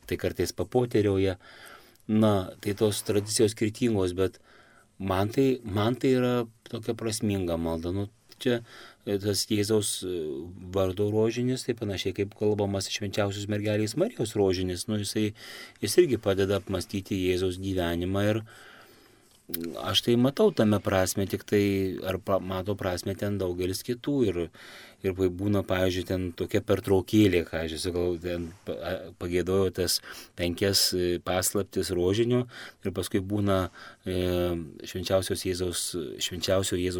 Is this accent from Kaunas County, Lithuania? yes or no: yes; Prienai, Kaunas County, Lithuania; aš pats iš Prienų, Dzukijoje, E, Suvalkyjoje, Zanavikijoje